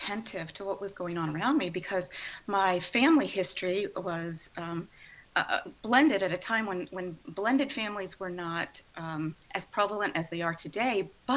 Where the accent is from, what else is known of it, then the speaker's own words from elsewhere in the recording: New Orleans, Louisiana, United States; moved away as an adult; now in Houston, United States; even though I live in Houston now, I was actually born and raised in the New Orleans metropolitan area